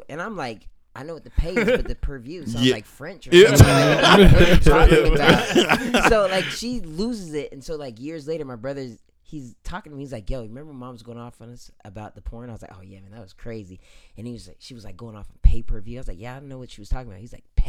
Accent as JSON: {"language": "English", "country": "Japan", "tie": "born or raised there", "also_born_or_lived": "San Diego", "said": "I was born in San Diego, but grew up in Japan."}